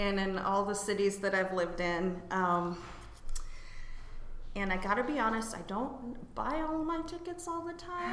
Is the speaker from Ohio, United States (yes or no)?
yes; Ohio, United States; also born or lived in Cleveland, Ohio; I'm from Ohio and doubled in music and business at a school in Cleveland